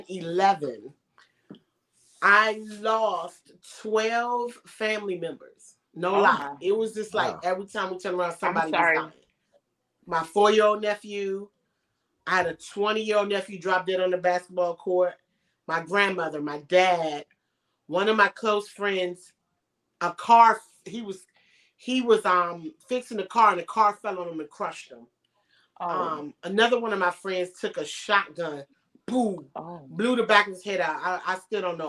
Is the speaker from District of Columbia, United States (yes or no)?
yes; Washington, District of Columbia, United States; moved away as an adult; now in Los Angeles, United States; I was born in Washington D.C.